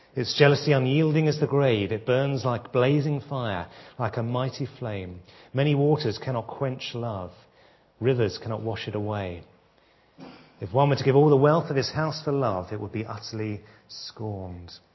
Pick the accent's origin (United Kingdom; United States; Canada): United Kingdom; England; as British people